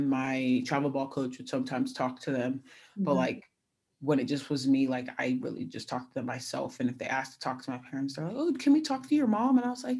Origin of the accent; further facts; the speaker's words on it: California, United States; I had gone in an unofficial to USC because I'm from California.